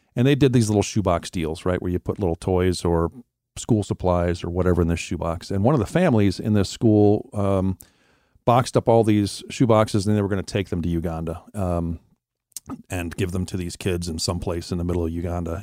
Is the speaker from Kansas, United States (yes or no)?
no; Wisconsin, United States; moved away; also born or lived in Florida; I was born and raised in Wisconsin, and I, I grew up in a Christian home